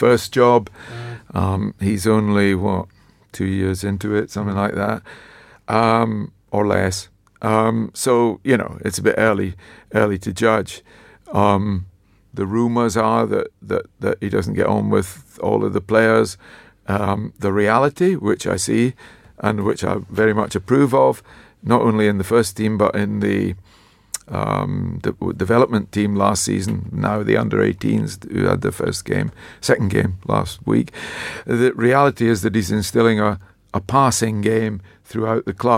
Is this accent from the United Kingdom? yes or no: yes; Dundee, Scotland, United Kingdom; Was my hometown. So I grew up in Dundee